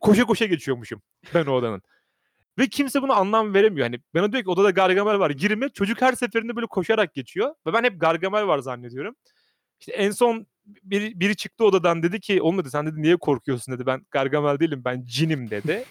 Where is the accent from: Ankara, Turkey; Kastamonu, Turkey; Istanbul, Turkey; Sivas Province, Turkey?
Sivas Province, Turkey; sivaslı olduğumuz için